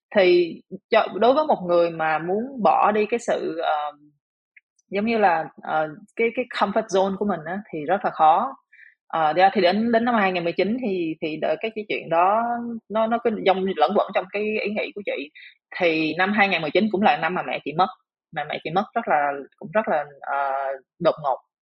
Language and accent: Vietnamese; Vietnam; moved away as an adult; now in Singapore; mình là người Việt Nam